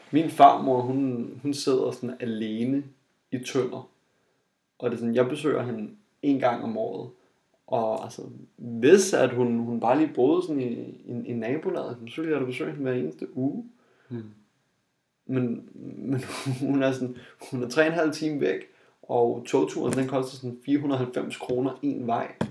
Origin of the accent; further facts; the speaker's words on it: Jutland, Denmark; jeg kommer fra Jylland